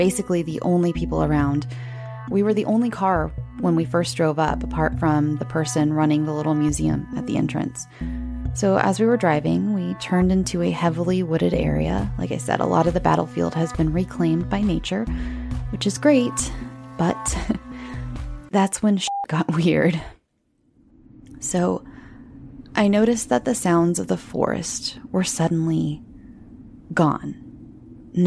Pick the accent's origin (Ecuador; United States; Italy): United States; Southern California; I'm from Southern California